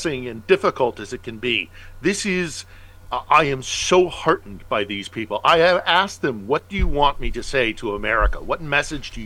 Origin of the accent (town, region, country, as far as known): United States; now in Ukraine